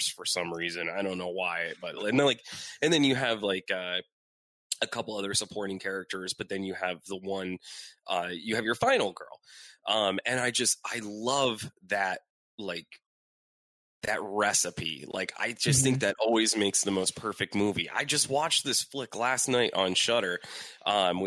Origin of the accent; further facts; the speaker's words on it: Erie, Pennsylvania, United States; moved away; originally from Erie, Pennsylvania